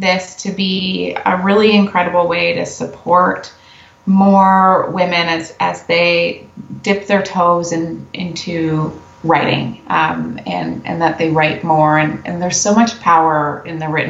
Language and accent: English; Canada; we're Canadian